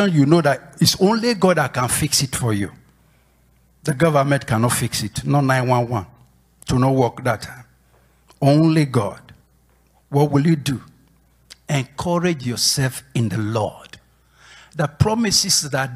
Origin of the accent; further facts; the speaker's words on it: Nigeria; moved away as an adult; when I was away from Nigeria